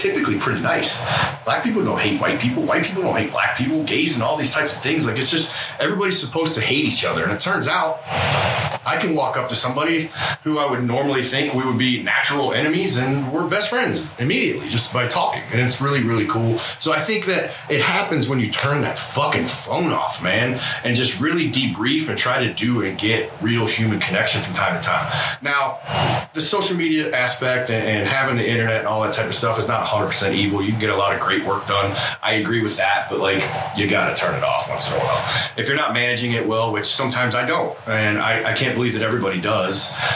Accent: Detroit, Michigan, United States; moved away; I'm from Detroit and fuck is like every third word for our culture

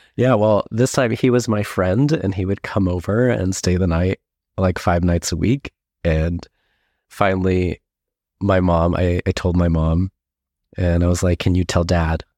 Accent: Escondido, California, United States; I grew up in Escondido, California, which is very close to San Diego

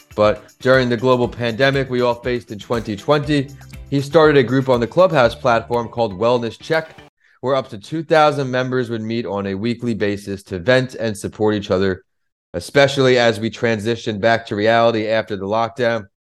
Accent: New York, United States; growing up in New York, rap music was the main music we listened

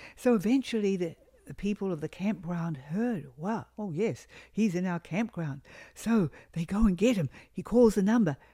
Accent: New Zealand; moved away; we come from New Zealand, a sheep country, and of course, shearing is a big industry back in my country of New Zealand.

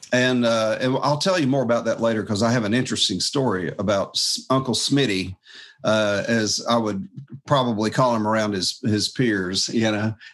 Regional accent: Jacksonville, Florida, United States; I was raised in church, and so Dad was a guitar player. He played uh, his 335 and uh, and then I was playing my flat top guitar um, when I was just a kid, but yeah, after church one night, there was this uh, sailor because I'm from Jacksonville, Florida

